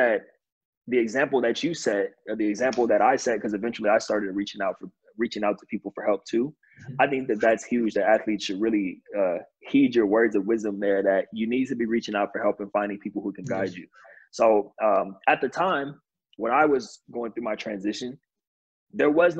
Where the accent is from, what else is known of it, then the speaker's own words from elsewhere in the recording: California, United States; also born or lived in New York; I'm from California